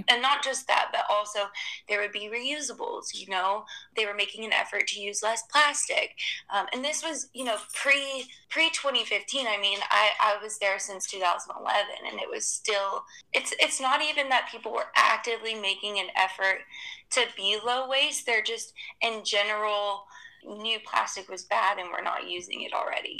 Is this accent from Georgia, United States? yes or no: yes; Atlanta, Georgia, United States; moved away as an adult; also born or lived in Los Angeles; now in Hong Kong; I'm originally from Atlanta, from the U.S., and then I moved to Hong Kong in 2015